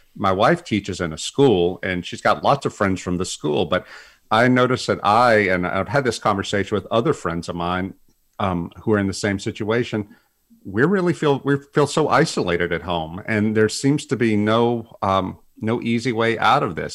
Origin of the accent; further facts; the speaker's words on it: South Louisiana, United States; moved away; some big hurricane came through South Louisiana and it knocked out power to my hometown for two weeks